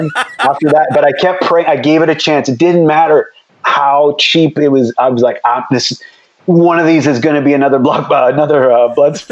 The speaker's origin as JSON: {"language": "English", "area": "near the Michigan border", "region": "Ontario", "country": "Canada", "tie": "born or raised there", "said": "I grew up in Canada, but we were close. I was on the Michigan border."}